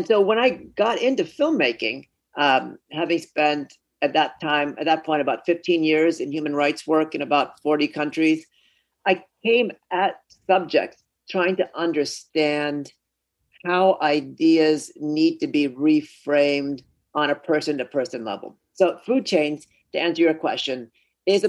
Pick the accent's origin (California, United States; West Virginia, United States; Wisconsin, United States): California, United States; Oakland; also born or lived in Gujarat, India; I grew up in California. We immigrated from Gujarat